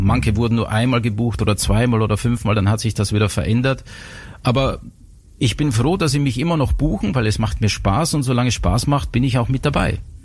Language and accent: German; Styria, Austria; also born or lived in Innsbruck; bei uns in der Steiermark, da wo ich aufgewachsen bin